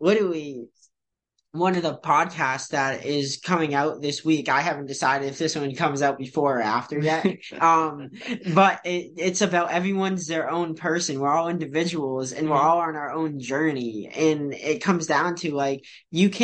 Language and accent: English; New Hampshire, United States; also born or lived in Novokuznetsk, Russia; I was fortunate enough to get adopted by a upper middle class family who happened to be from the United States, that also happened to live in a very nice area of New Hampshire